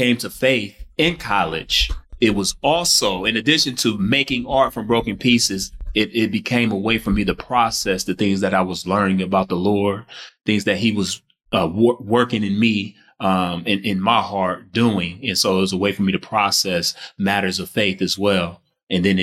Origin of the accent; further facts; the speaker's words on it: Detroit, Michigan, United States; I grew up in Detroit, Michigan